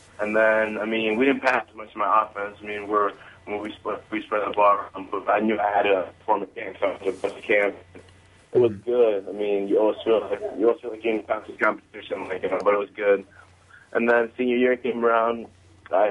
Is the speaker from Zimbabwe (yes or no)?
yes; Zimbabwe; now in United States; Coming from Zimbabwe, I was born in Zimbabwe